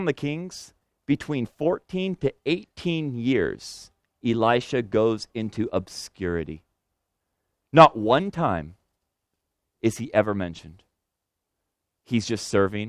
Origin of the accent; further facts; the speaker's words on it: Senegal; now in United States; the land I was born in Senegal